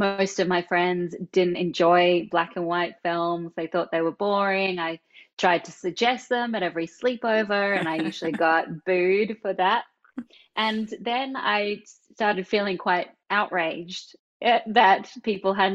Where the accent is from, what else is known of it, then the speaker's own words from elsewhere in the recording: Australia; moved away; you can probably tell from this accent that I'm not from America. I was born in Australia